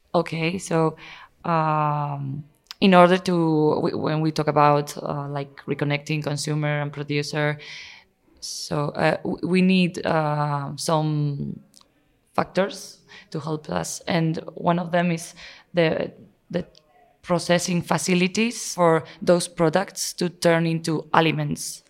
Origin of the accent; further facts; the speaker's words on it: Spain; also born or lived in Navarre; I'm from Spain